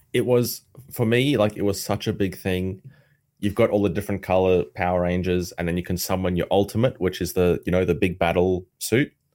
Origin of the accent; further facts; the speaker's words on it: South Africa; where I grew up in South Africa